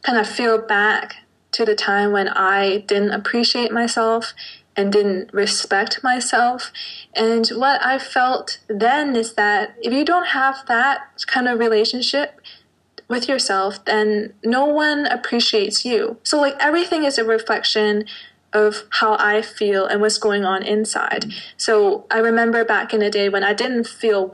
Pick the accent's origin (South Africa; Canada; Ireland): Canada; also born or lived in Hong Kong; now in Zurich, Switzerland; I was born in Hong Kong, but raised in Canada, but now I'm living in Zurich, Switzerland